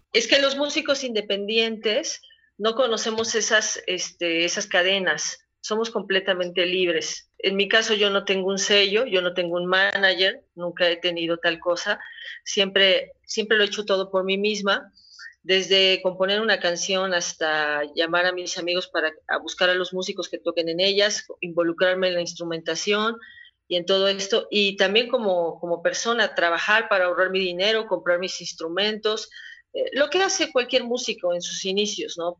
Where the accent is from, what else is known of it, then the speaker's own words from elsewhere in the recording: Puebla, Mexico; como poblana